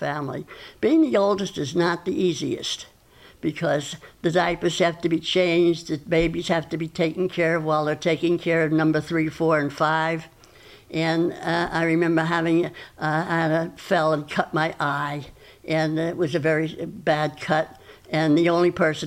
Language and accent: English; Yonkers, New York, United States; now in Falmouth, United States; I was born in Yonkers, New York